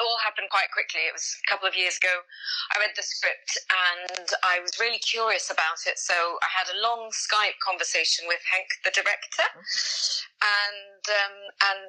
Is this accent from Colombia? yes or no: no; France; I was born in France. My parents are English. I lived in France most of my life